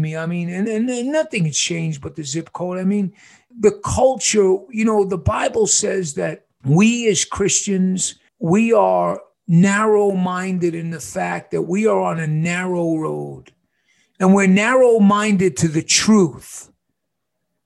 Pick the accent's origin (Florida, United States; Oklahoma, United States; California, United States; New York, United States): New York, United States; now in Casa Grande, United States; I'm from New York.